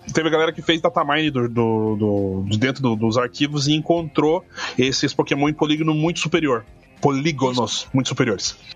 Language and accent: Portuguese; Curitiba, Paraná, Brazil; eu sou de Curitiba